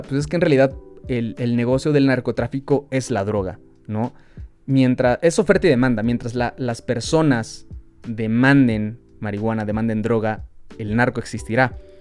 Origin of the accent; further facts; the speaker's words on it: Mexico; nosotros también como mexicanos